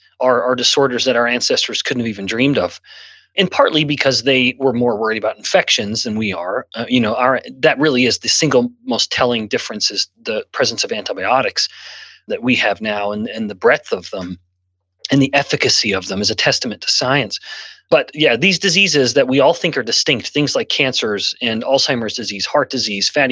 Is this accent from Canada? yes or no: yes; Canada; now in United States; I'm born and raised in Canada, and I've lived in multiple countries